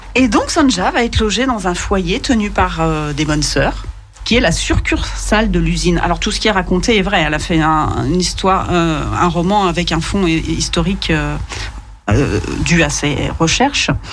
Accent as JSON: {"language": "French", "town": "Lyon", "region": "Auvergne-Rhône-Alpes", "country": "France", "said": "quand on est lyonnais"}